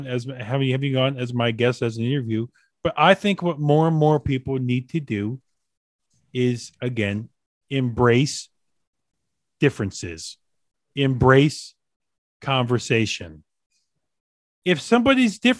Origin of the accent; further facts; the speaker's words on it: Maryland, United States; I grew up in Maryland, about 40 minutes from DC